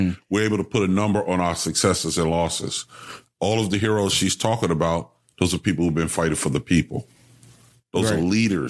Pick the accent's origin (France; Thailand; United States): United States; I'm an American. Sure that's the only culture I know.